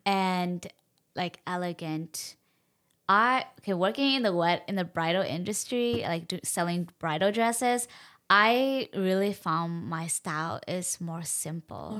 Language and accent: English; United States; being Hmong American girls